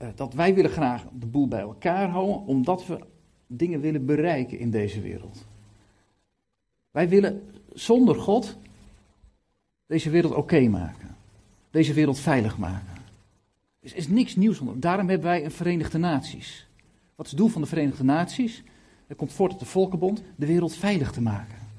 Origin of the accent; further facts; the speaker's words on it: Lelystad, Flevoland, Netherlands; Ik kom uit Lelystad, 70.000 inwoners gaan de 4000 naar de kerk.